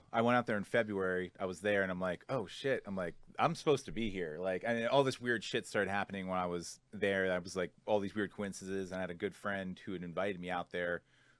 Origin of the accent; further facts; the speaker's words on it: Massachusetts, United States; also born or lived in Colorado; now in Hawaii, United States; I'm from Massachusetts originally, but I've been all over the place for the last couple of years. So I was in Colorado, and then been living out of a van for the last year and a half, and then ended up in Hawaii.